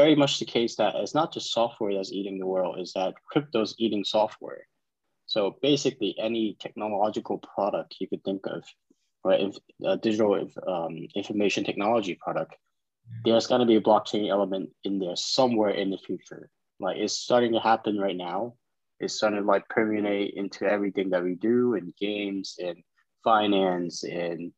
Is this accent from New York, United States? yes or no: yes; New York, United States; also born or lived in China; I was born in China, but I immigrated to New York when I was 10